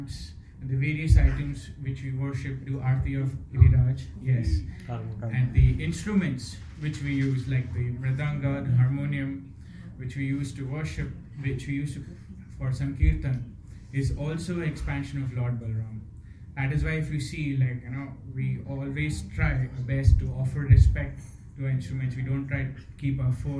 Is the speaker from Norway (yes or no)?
no; Mumbai, Maharashtra, India; moved away; born and brought up in Bombay